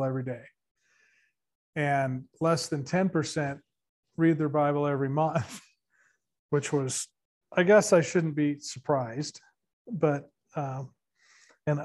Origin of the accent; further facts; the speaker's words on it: Santa Barbara, California, United States; moved away; we're from Santa Barbara, which is apparently a bigger city than this